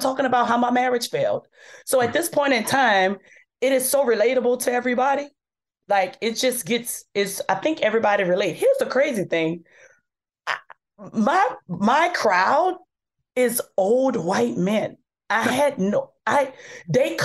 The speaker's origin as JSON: {"language": "English", "town": "New Orleans", "region": "Louisiana", "country": "United States", "moved": "yes", "said": "I'm from New Orleans, where we so cool with celebrities."}